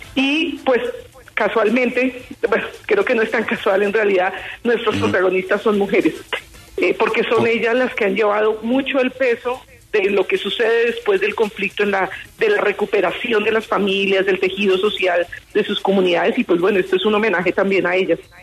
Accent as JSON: {"language": "Spanish", "country": "Colombia", "said": "como ciudadana colombiana"}